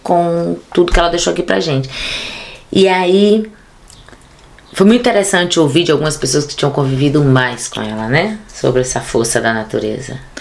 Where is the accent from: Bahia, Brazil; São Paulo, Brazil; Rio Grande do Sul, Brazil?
Bahia, Brazil; Ilhéus; moved away as an adult; now in Berlin, Germany; minha terra natal. Cabuna, Ilhéus